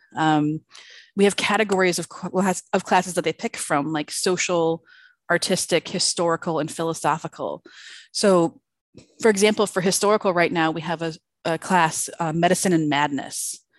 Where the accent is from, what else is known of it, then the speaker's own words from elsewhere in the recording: outside of Chicago, Illinois, United States; moved away; I grew up outside of Chicago, so nice cold Illinois